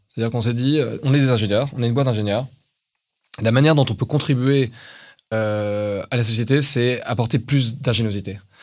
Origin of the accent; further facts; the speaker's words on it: France; on est français